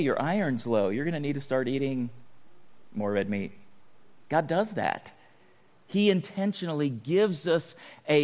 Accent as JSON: {"language": "English", "town": "San Diego", "region": "California", "country": "United States", "tie": "born or raised there", "said": "growing up in San Diego"}